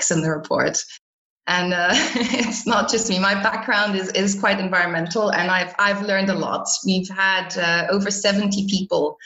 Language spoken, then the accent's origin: English; Botswana; moved away; also born or lived in South Africa / Belgium / Portugal; I am a Belgian citizen, but I was born in South Africa and raised in Botswana.